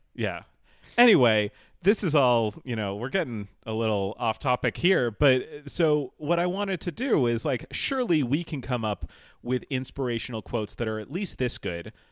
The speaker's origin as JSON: {"language": "English", "town": "Holliston", "region": "Massachusetts", "country": "United States", "tie": "born or raised there", "said": "I grew up outside of Boston, uh, in a tiny little suburb called Holliston"}